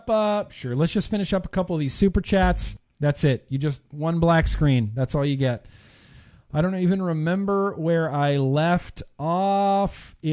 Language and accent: English; Texas, United States; Like, no, I'm from Texas.